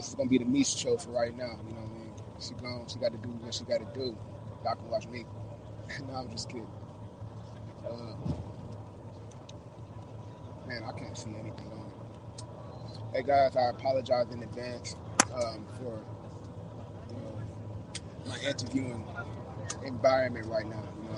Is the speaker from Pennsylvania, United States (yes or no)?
no; Milwaukee, Wisconsin, United States; moved away as an adult; also born or lived in Evanston, Illinois; now in Europe; born and raised in Milwaukee, Wisconsin